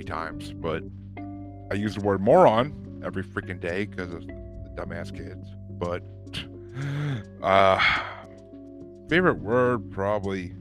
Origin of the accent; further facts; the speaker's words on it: mid-state New York, United States; now in Massachusetts, United States; I'm not originally from Massachusetts. I'm originally from New York, like mid-state New York. So we have no accents over there, really